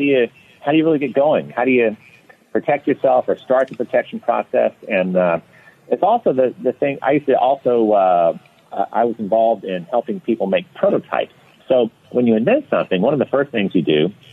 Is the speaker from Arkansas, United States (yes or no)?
no; Louisiana, United States; now in Florida, United States; I grew up in Louisiana, just normal, you know, normal childhood